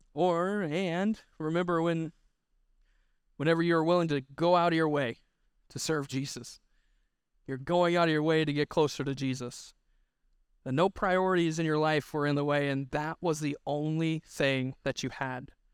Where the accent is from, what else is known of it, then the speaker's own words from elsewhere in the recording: Missouri, United States; I'm from Missouri